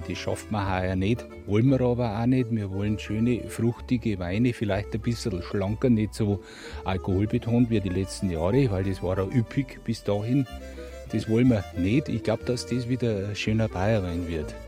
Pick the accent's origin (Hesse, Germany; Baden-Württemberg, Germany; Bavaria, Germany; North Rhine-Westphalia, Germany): Bavaria, Germany; Bach an der Donau; Ich bin ein gebürtiger Bacherer, ich bin im Endeffekt aufgewachsen